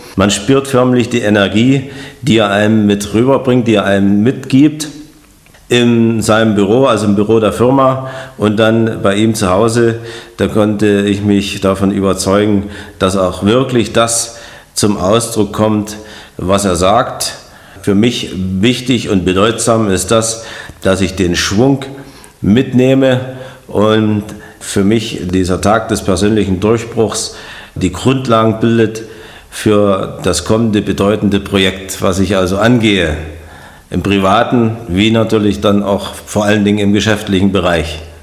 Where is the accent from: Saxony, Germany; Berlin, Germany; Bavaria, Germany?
Saxony, Germany; Ich komme aus Sachsen